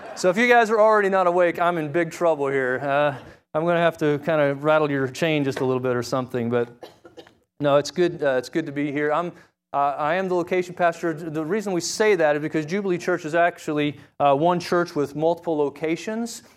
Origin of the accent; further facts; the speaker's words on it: Springfield, Missouri, United States; I grew up in Springfield, Missouri